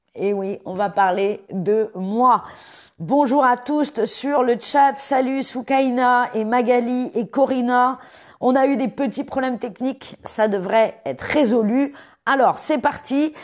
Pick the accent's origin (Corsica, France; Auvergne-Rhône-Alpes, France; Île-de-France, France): Île-de-France, France; Paris; J'ai grandi à Paris